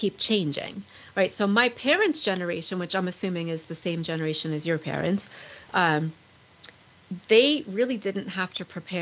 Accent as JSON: {"language": "English", "area": "Long Island", "region": "New York", "country": "United States", "tie": "born or raised there", "moved": "yes", "said": "I'm originally from Long Island, New York."}